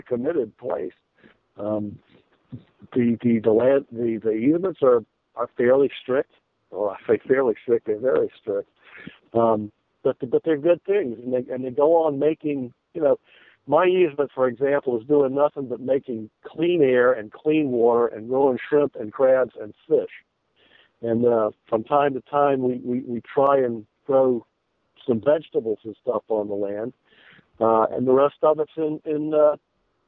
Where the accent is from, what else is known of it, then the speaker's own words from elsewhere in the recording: Columbia, South Carolina, United States; moved away as an adult; also born or lived in Edisto Island / New York; I grew up in Columbia and spent summers on Edisto for most of my young life